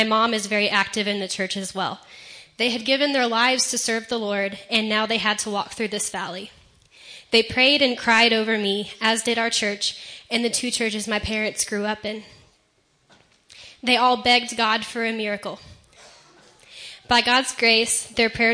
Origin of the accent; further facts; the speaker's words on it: Carlisle, Ohio, United States; I'm from Carlisle, Ohio, and that's about 50 minutes from Cedarville